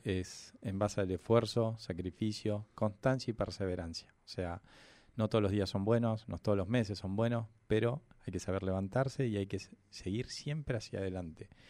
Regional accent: Neuquén, Argentina; Yo soy nacido y criado acá en Neuquén.

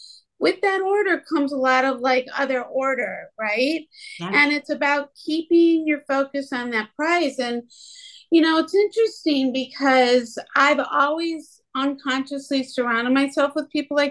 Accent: Midwest, United States; growing up in the Midwest

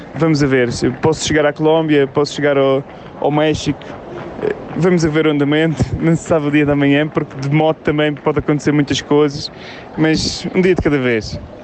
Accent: Portugal; sou português

